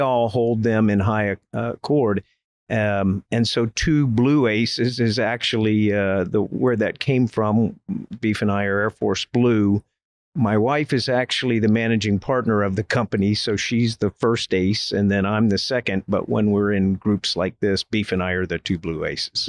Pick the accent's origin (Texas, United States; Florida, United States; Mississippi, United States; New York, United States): Florida, United States; Winter Haven; moved away as an adult; I grew up in Florida and, uh, attended Winter Haven High School